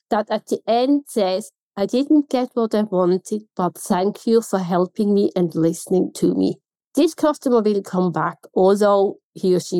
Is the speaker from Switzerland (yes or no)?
yes; Switzerland; accent: Swiss German; I have an accent and I know in Switzerland my accent is quite neutral in Swiss German.